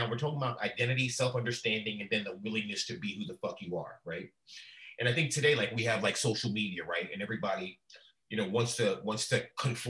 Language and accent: English; New York City, New York, United States; growing up in Queens